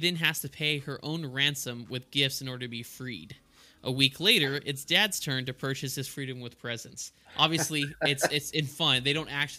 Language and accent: English; El Paso, Texas, United States; I grew up in El Paso